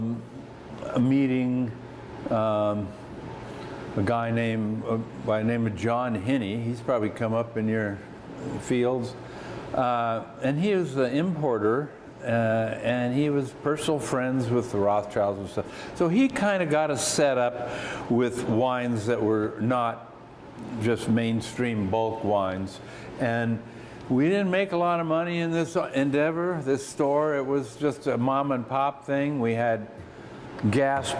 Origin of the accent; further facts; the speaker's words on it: Salem, Oregon, United States; I came back to Salem, my hometown, born and raised here